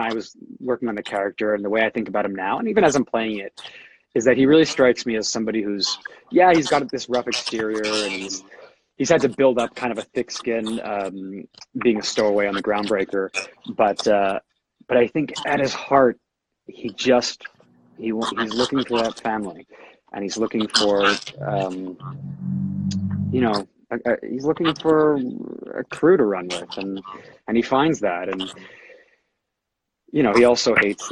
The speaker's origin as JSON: {"language": "English", "country": "Canada", "tie": "born or raised there", "said": "I was one of the ones growing up in Canada"}